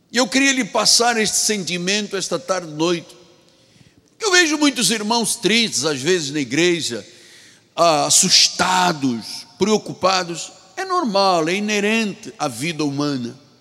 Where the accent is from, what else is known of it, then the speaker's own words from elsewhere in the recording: Angola; da minha terra, da Angola